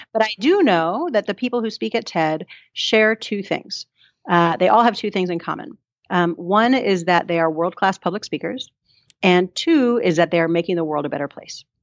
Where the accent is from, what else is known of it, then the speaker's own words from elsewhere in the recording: New York, United States; also born or lived in Colorado; now in Christchurch, New Zealand; I'm from New York originally and um, spent some time in Colorado